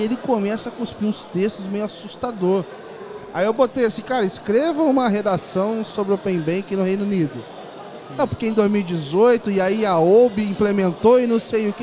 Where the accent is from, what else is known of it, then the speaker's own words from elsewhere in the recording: interior of Rio de Janeiro, Brazil; moved away; decidi retornar é, a morar no Rio. Eu, eu, resolvi morar no interior, lá na minha cidade natal.